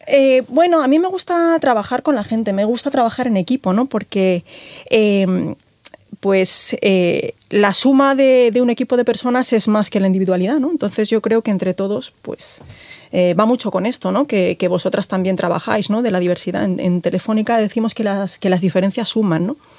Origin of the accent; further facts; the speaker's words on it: A Coruña, Galicia, Spain; moved away; soy, soy gallega, mi marido es orensano, yo soy coruñesa